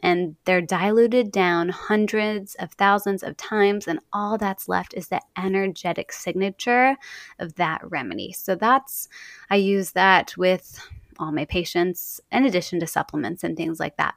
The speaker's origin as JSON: {"language": "English", "town": "Dallas", "region": "Texas", "country": "United States", "tie": "born or raised there", "moved": "yes", "lives_now": "Portland, United States", "said": "growing up in Dallas"}